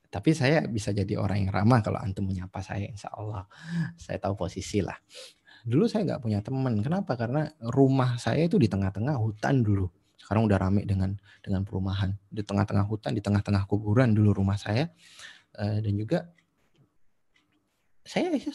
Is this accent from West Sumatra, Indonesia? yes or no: no; Jember, East Java, Indonesia; satu-satunya toko buku yang ada di kampung saya di Jember dulu itu ketika saya SMA itu Gramedia